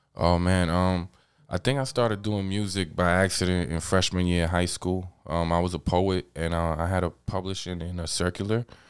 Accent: New York City, New York, United States; I'm from Queens

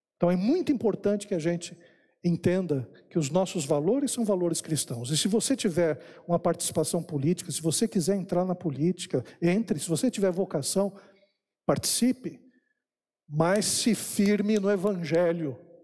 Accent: Brazil; nós que somos brasileiros, nós temos uma identidade brasileira

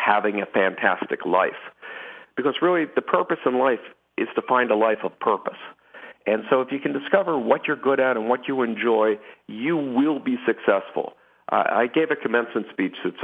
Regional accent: Philadelphia, Pennsylvania, United States; I grew up in Philadelphia

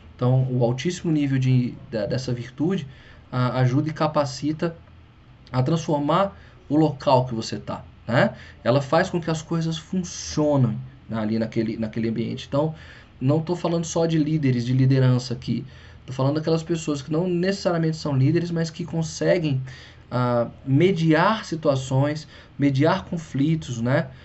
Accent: Brazil; first language Portuguese; para nós brasileiros é a língua mãe

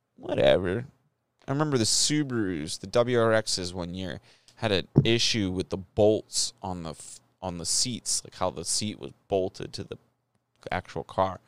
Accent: United States

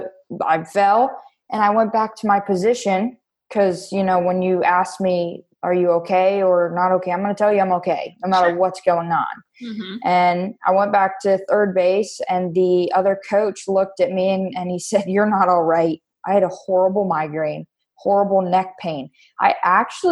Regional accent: Wellington, Florida, United States; also born or lived in Davie, Florida; I was born in Davie, Florida, and moved to Wellington, Florida when I was about 3.5. So I've been here ever since.

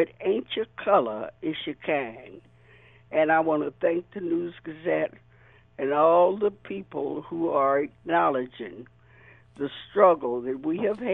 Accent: the South, United States; moved away; I am an African-American born and raised in the South

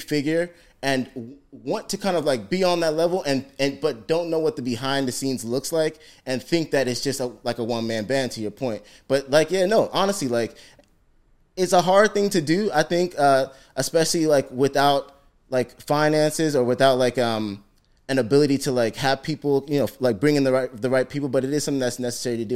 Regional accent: Ghana; I'm Ghanaian

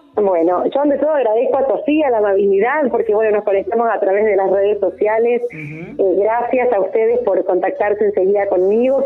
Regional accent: Santa Teresa, Santa Fe, Argentina; soy de Santa Teresa. Yo estoy viviendo en este pueblo que amo desde toda mi vida, a 60 kilómetros de la ciudad de Rosario.

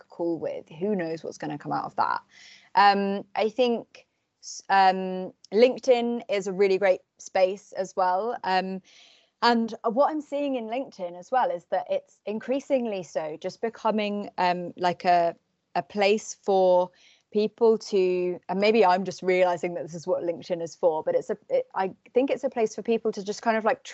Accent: Cornwall, South West England, United Kingdom; I'm from Cornwall

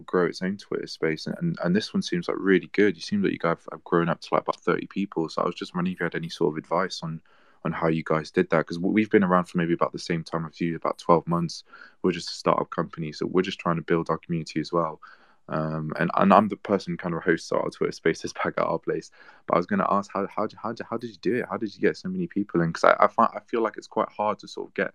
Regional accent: Switzerland; I'm from Switzerland, I'm from Europe.

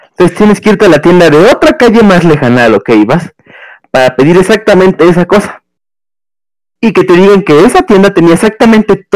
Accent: Mexico; siendo mexicano

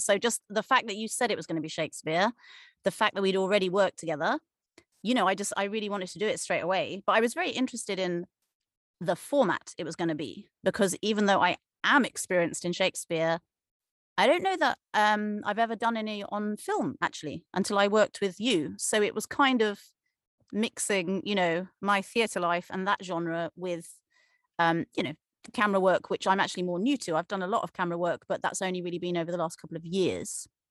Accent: Cornwall, South West England, United Kingdom; moved away as an adult; also born or lived in Leeds; I grew up in Cornwall, England.

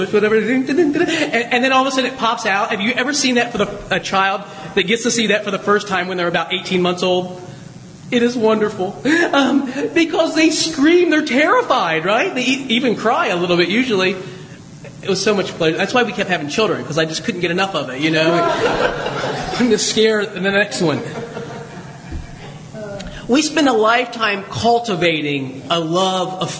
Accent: Southwest Ohio, United States; moved away; I grew up in Southwest Ohio

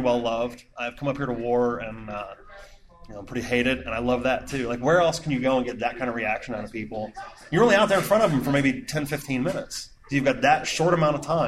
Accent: Indiana, United States; moved away as an adult; now in Ohio, United States; I'm from Indiana. And I moved to Ohio in 99

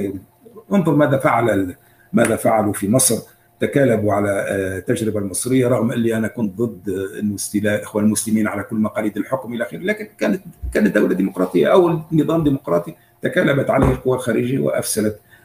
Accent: Tunisia; موجودين عندنا في تونس

